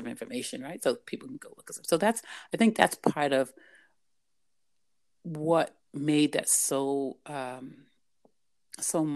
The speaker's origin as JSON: {"language": "English", "town": "New Bedford", "region": "Massachusetts", "country": "United States", "tie": "born or raised there", "said": "growing up in New Bedford, that a place that allowed me to have to nurture that love for my country"}